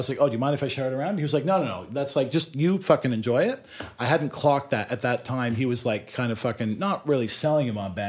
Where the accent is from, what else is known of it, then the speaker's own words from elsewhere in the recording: Canada; moved away as an adult; also born or lived in Montreal; now in Oxford, United Kingdom; I'm from Canada.